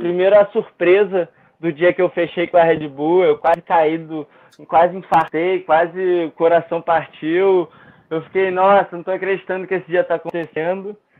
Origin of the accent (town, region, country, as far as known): Brazil